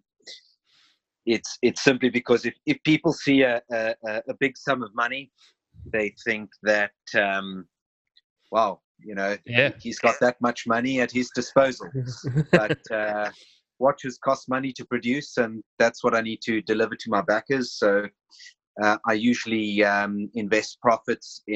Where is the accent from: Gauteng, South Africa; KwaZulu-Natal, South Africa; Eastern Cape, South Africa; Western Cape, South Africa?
Western Cape, South Africa; Cape Town; moved away as an adult; now in Switzerland; I'm originally from South Africa, Cape Town